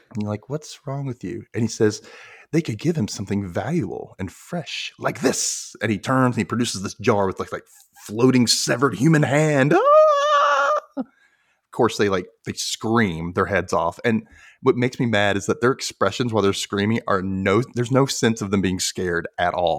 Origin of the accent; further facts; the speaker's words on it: Memphis, Tennessee, United States; me and my cousins from here were like, "Memphis?"